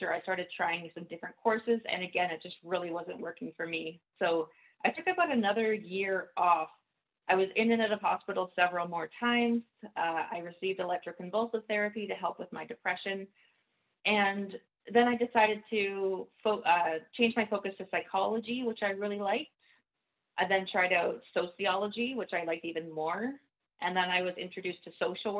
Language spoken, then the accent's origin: English; Nova Scotia, Canada; moved away as an adult; now in Vancouver, Canada; I grew up in Nova Scotia